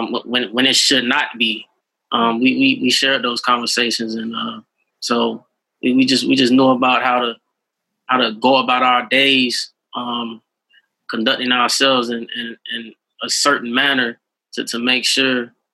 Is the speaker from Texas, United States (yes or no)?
no; Brunswick, Georgia, United States; I was not just living in fear in my hometown.